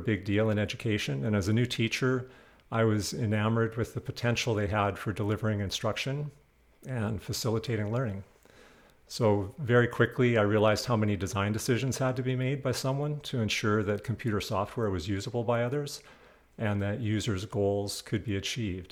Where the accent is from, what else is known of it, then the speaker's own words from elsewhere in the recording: Western Canada, Canada; moved away; I'm originally from Western Canada